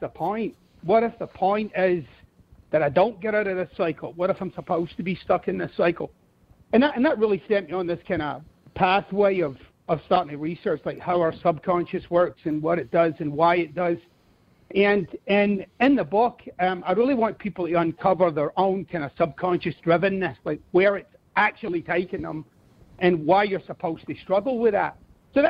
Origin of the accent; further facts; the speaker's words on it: Glasgow, Scotland, United Kingdom; accent: Scottish; moved away; I'm originally from Scotland